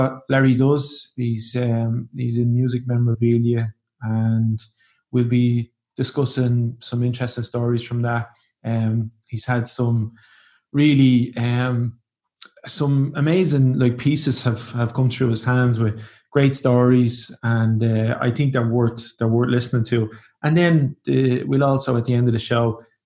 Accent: Ireland; now in Portugal; I'm proud to be Irish

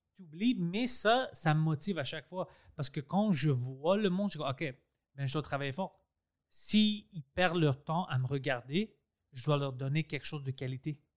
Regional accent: Quebec, Canada; first language Greek; French is a second language; Je suis né ici

